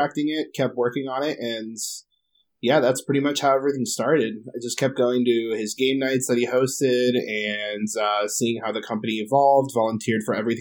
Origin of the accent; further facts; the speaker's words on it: Gibsonburg, Ohio, United States; also born or lived in Arizona; I had moved back from Arizona back to my hometown of Gibsonburg, Ohio